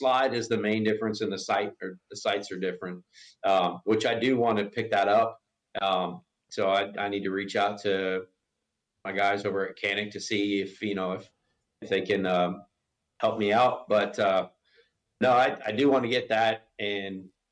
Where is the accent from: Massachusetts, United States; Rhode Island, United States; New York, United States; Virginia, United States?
Massachusetts, United States; Boston; now in Florida, United States; I'm originally from Boston, so I mean, you know, it's 50 degrees is nice and cold. But I mean, I shoveled snow as a kid